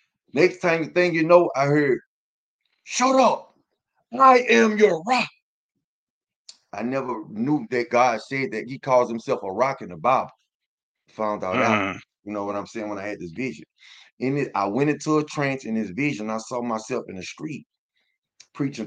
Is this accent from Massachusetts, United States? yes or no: no; Baton Rouge, Louisiana, United States; I'm from Baton Rouge, Louisiana